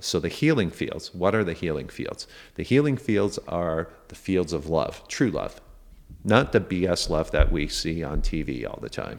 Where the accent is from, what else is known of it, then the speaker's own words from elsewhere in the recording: Canada; like a popular wellness center in the city I grew up in Canada.